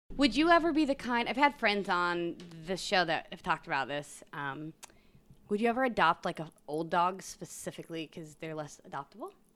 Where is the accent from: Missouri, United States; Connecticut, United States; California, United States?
Missouri, United States; Independence; moved away; I grew up in Independence, Missouri